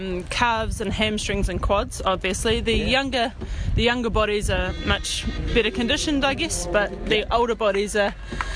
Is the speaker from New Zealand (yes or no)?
yes; Auckland, New Zealand; I am from Auckland, West Auckland, and we are just massaging down here at the Masters track and field.